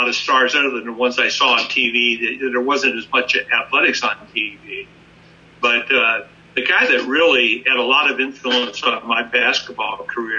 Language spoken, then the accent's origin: English; Lima, Ohio, United States; I was a guy from Lima, Ohio